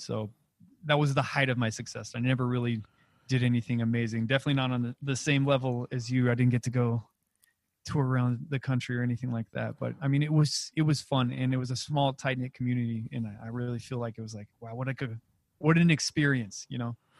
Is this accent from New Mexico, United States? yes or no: yes; Alamogordo, New Mexico, United States; moved away as an adult; also born or lived in Las Vegas; I'm originally from Alamogordo, New Mexico.